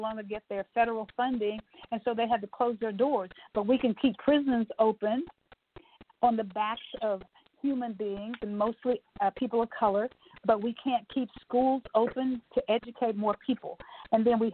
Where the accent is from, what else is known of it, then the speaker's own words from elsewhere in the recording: Tyler, Texas, United States; I was born and bred in Tyler, Texas